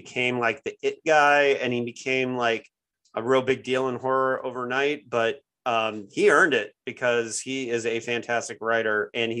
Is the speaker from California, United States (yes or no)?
no; Bloomington, Indiana, United States; moved away; my hometown of Bloomington, Indiana